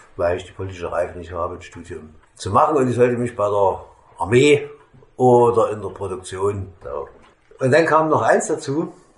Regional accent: Meissen, Saxony, Germany; ich komme aus Meißen

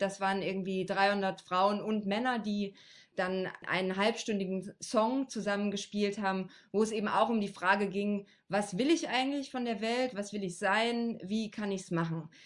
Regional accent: Frankenberg, Saxony, Germany; ich komme ja, wie gesagt, aus Frankenberg

